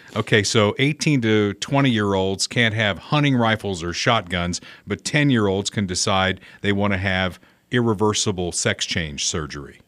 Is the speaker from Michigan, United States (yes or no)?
no; Indiana, United States; my home state of Indiana